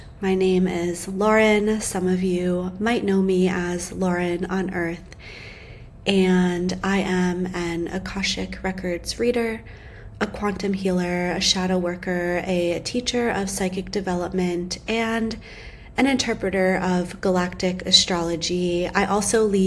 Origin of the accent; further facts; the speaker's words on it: United States; when I was young, I grew up outside of New York City